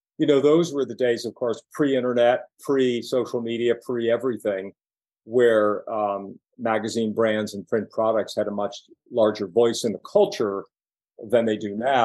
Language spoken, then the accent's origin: English; Pittsburgh, Pennsylvania, United States; moved away as an adult; now in New York City, United States; I'm from Pittsburgh, Pennsylvania, working class kid